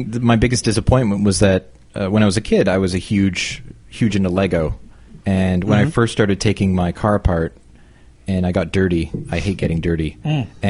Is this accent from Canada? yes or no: yes; Canada; I'm very Canadian.